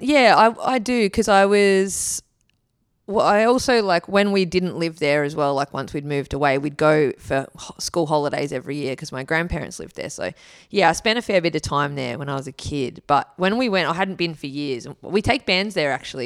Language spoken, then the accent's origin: English; Wollongong, New South Wales, Australia; moved away; also born or lived in Kiama / Gold Coast; I am a Wollongong kid